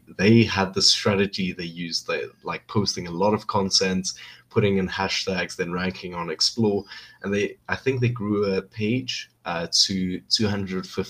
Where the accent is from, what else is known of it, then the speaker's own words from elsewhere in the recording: South Africa; I'm from South Africa, and I'm planning to move on to the US maybe in 1 or 2 years